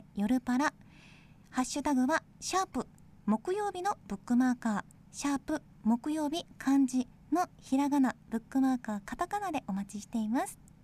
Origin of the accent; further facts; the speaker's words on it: Ishikawa, Japan; 私は地元石川県の北陸放送で本を紹介する番組